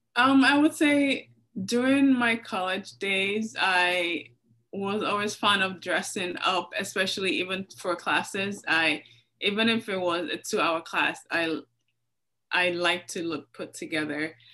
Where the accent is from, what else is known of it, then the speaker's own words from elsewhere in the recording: Lagos, Nigeria; I grew up in Lagos, Nigeria.